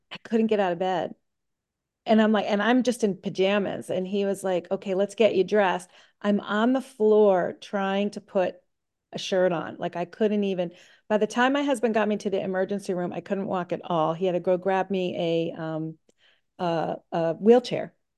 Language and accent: English; Middleborough, Massachusetts, United States; I'm from Middleborough, Massachusetts